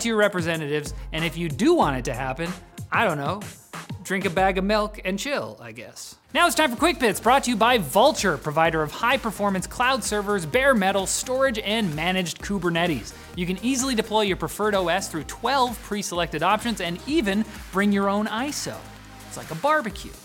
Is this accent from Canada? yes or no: yes; Canada; our own country